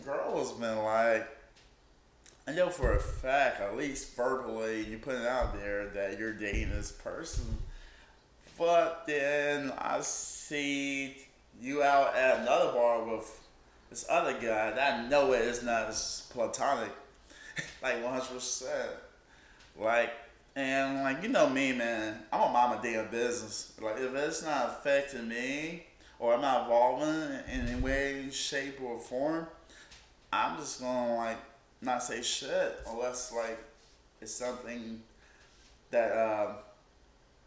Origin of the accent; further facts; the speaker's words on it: South Carolina, United States; I grew up in South Carolina